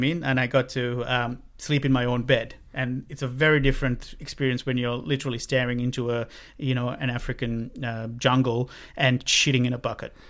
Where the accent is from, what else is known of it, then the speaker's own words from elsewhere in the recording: Sri Lanka; moved away as an adult; growing up in Sri Lanka for nineteen years